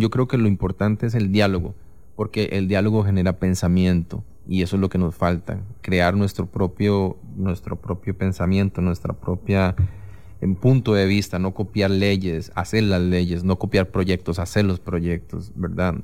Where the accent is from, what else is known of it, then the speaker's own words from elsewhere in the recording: Costa Rica; tengo este trabajo, soy de Costa Rica